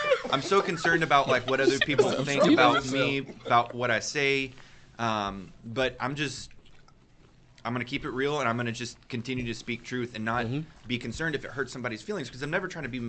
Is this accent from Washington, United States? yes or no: no; Stephenville, Texas, United States; moved away; So Stevensville is home only because my parents are there.